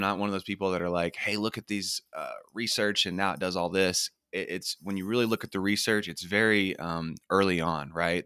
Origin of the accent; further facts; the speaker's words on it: Oklahoma, United States; I'm from Oklahoma and, um, in the middle of the United States in the Bible Belt